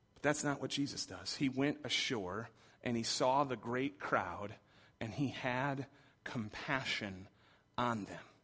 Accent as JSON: {"language": "English", "region": "Michigan", "country": "United States", "tie": "born or raised there", "said": "I grew up in Michigan."}